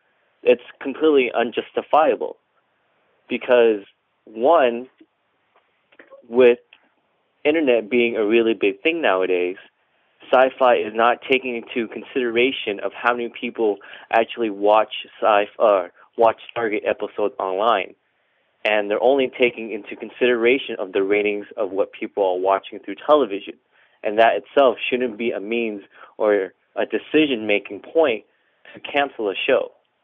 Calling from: Northridge, California, United States; I'm calling from Northridge, California.

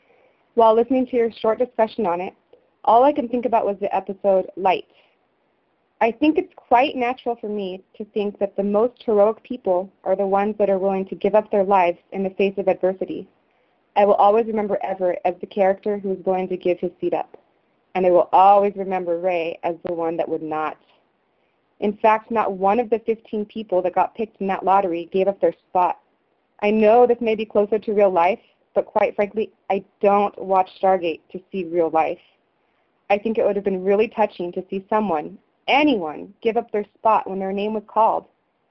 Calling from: Japan; I'm actually calling from Japan right now.

